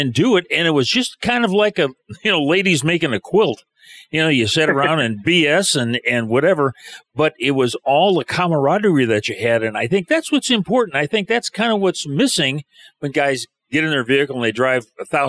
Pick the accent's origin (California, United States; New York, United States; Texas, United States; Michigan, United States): Michigan, United States; moved away; I was born and raised in Michigan, and we always had hunting camps, we called them.